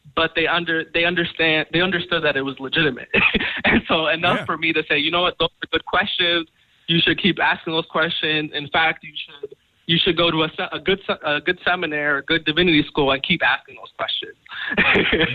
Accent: Long Island, New York, United States; I'm originally from uh, New York. I'm from Long Island. Mm. Um, I was born and raised

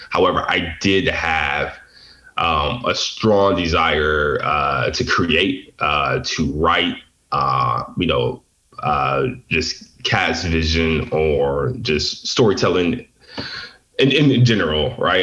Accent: Detroit, Michigan, United States; I grew up um, in the inner city of Detroit

